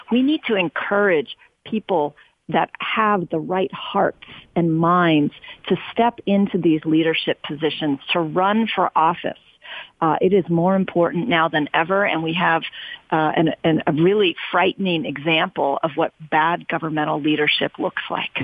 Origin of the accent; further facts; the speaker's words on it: Oakland, California, United States; I'm born and raised in Oakland, grew up here.